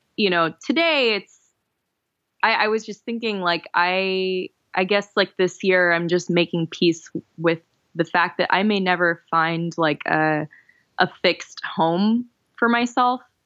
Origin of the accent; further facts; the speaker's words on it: Florida, United States; moved away as an adult; also born or lived in New Jersey / Miami / Jacksonville; now in New York, United States; I grew up in Florida and lived in Miami for almost nine years, lived in Jacksonville in North Florida for six years